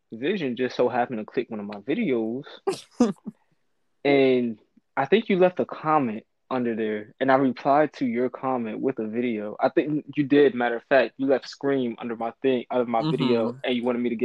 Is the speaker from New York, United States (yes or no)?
yes; New York City, New York, United States; also born or lived in Wilmington; Raised up in South Bronx, New York